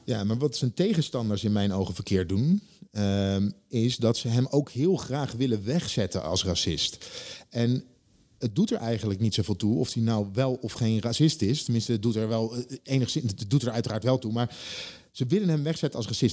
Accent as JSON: {"language": "Dutch", "town": "Leiden", "region": "South Holland", "country": "Netherlands", "said": "ik kom uit Leiden"}